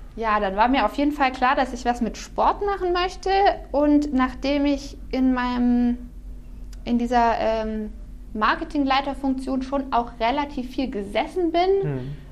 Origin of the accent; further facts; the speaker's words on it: Herrenberg, Baden-Württemberg, Germany; ich komme äh, aus Kuppingen, mhm. also bin quasi Herrenbergerin äh, äh, schon seit immer. Ähm, bin dort aufgewachsen